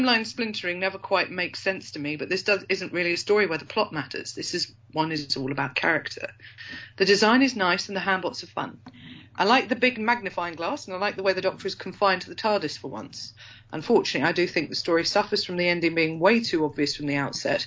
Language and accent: English; Yorkshire and the Humber, United Kingdom; I am from Yorkshire.